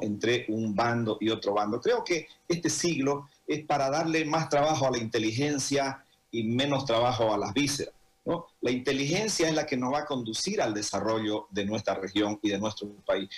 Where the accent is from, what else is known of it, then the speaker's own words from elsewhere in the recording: Santa Cruz, Bolivia; todo cruceño